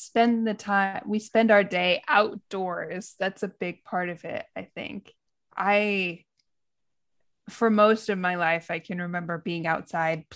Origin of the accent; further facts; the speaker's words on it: Midwest, United States; also born or lived in California; now in Japan; in my hometown, in my small town in the Midwest